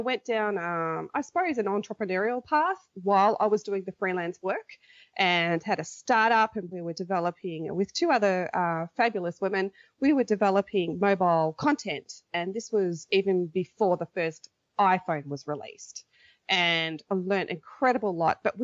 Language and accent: English; Australia; moved away as an adult; now in Korea